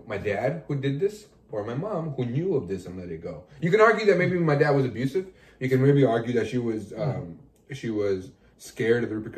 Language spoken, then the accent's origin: English; Los Angeles, California, United States; This was at a bar in my hometown